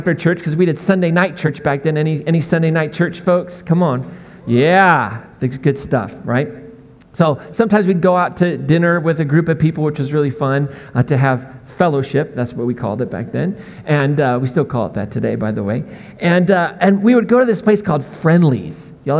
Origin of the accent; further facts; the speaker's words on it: Indianapolis, Indiana, United States; also born or lived in Missouri / Massachusetts / Maine; now in Northern Colorado, United States; I grew up in the Midwest and lived in Missouri, but then our family lived in New England for about 20 years in Massachusetts and Maine, and then we moved out here to Northern Colorado. But where I kind of grew up, what feels the most like home was Indianapolis